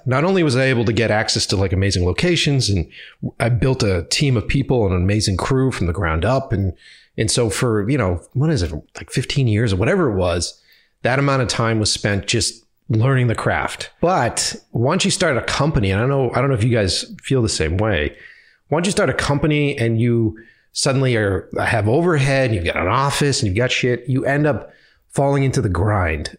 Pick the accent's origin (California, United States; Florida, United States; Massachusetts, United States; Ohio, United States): Massachusetts, United States; Boston; moved away as an adult; also born or lived in New York; if I go back to my hometown, I know everybody